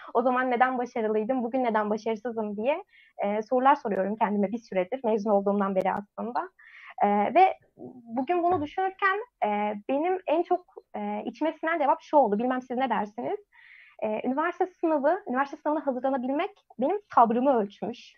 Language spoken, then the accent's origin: Turkish; Bursa, Turkey; memleketim Bursa'da